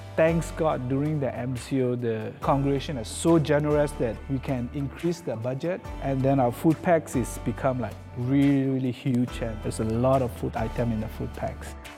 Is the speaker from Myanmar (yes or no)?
yes; Myanmar; moved away as an adult; I'm from Myanmar. I came here ten years ago, and I live here as a refugee.